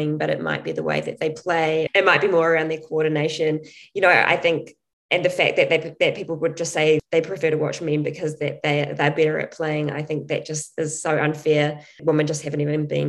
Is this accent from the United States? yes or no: no; New Zealand; growing up in New Zealand as a female athlete in a sport like athletics, which has very little support